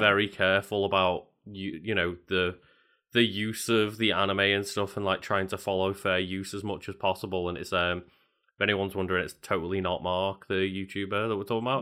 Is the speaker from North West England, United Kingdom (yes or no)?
yes; Liverpool, North West England, United Kingdom; I grew up in Liverpool where there's two very big football teams.